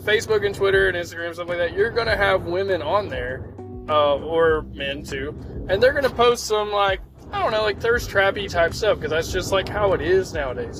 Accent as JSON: {"language": "English", "town": "Fort Oglethorpe", "region": "Georgia", "country": "United States", "said": "I'm from Fort Oglethorpe, Georgia"}